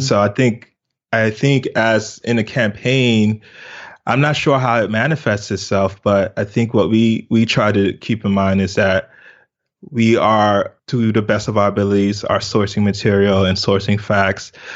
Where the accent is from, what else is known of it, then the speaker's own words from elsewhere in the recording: United States; also born or lived in Lagos, Nigeria; was immigrated to America, uh, when I was two. So I was basically raised in America.